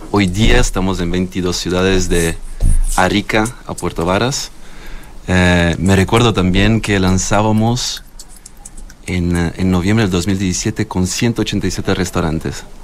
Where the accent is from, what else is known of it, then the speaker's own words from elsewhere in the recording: Florence, Tuscany, Italy; moved away; Yo soy de, de la zona del vino, Toscana.